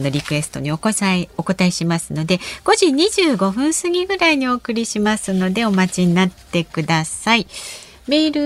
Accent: Chiba, Japan; 私は そう千葉県出身なんですが、ああ地元のホワイト餃子という餃子が大好

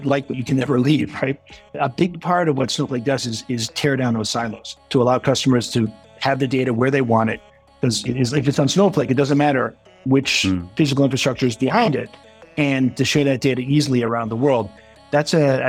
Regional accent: Canada; moved away as an adult; also born or lived in Montreal / Tokyo, Japan; I'm Canadian.

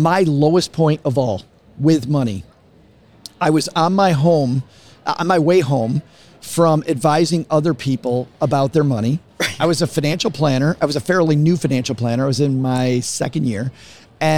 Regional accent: Detroit, Michigan, United States; I'm from Detroit.

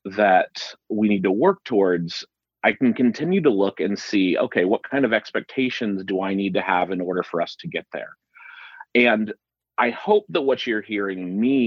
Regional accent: Dayton, Ohio, United States; moved away as an adult; also born or lived in Nashville, Tennessee; now in Thomasville, United States; I am originally from Dayton, Ohio. I lived there the entire time that I was growing up until I left for college.

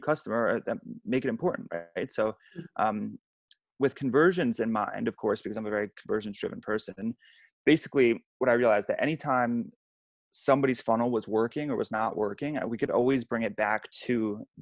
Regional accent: United States; I grew up 2 hours outside of New York City

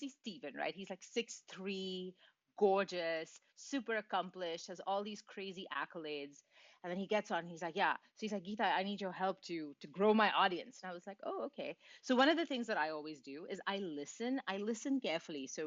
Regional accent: Mumbai, Maharashtra, India; now in Montreal, Canada; I grew up in India, in Mumbai. I live in Montreal now, but I grew up in India

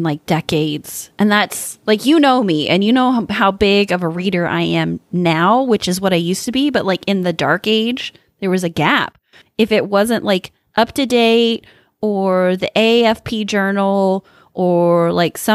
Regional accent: Midwest, United States; growing up in the Midwest

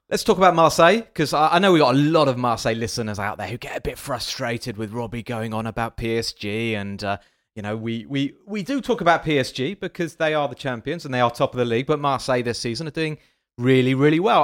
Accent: England, United Kingdom; now in France; I'm French, I, well, I'm still English, I'm still British

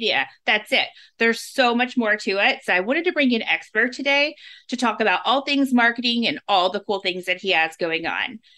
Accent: Louisville, Kentucky, United States; I was born in the Louisville, Kentucky area

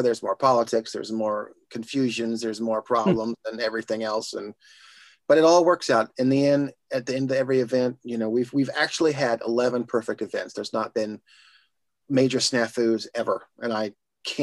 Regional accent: Indiana, United States; now in Los Angeles, United States; Growing up in Indiana

